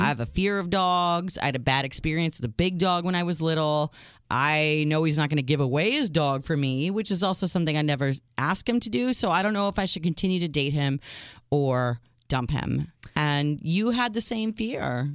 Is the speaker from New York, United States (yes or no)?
no; Minneapolis, Minnesota, United States; I grew up in Minneapolis